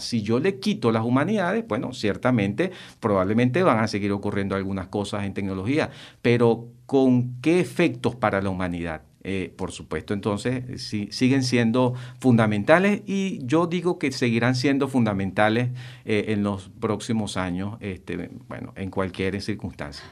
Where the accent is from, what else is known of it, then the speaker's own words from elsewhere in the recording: Venezuela; como venezolanos